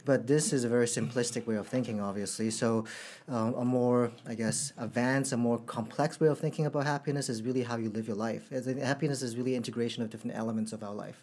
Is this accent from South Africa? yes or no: no; Canada; also born or lived in Hong Kong; now in Singapore; In Canada, I think um, as when I was a kid